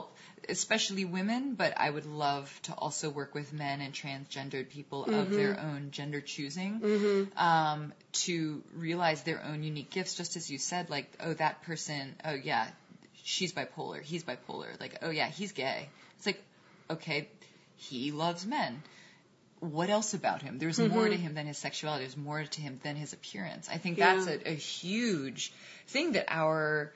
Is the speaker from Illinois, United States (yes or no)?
no; New York City, New York, United States; I grew up in Manhattan and a little bit outside Manhattan